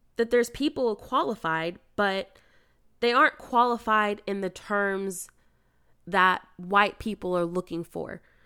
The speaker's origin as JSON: {"language": "English", "country": "United States", "said": "being an American"}